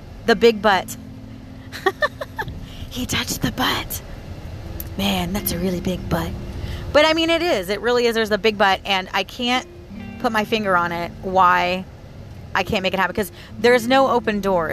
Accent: Florida, United States; I was born and raised here in Florida

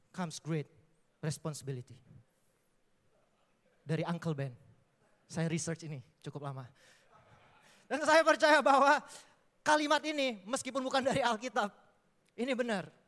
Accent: Palembang, South Sumatra, Indonesia; saya aslinya orang Palembang dan saya bisa di Surabaya karena anugerah Tuhan, bukan kebetulan karena saya terpilih

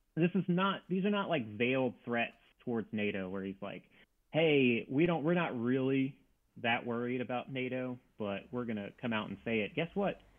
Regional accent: Louisiana, United States; moved away as an adult; also born or lived in North Carolina; I was born and raised in Louisiana

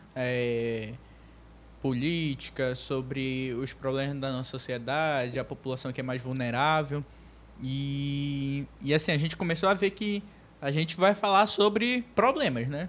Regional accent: Manaus, Amazonas, Brazil; a gente é daqui de Manaus, né? Eu nasci aqui em Manaus.

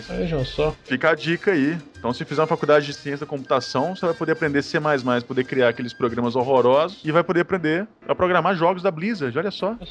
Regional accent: Uberlândia, Minas Gerais, Brazil; sou de Uberlândia, Minas Gerais

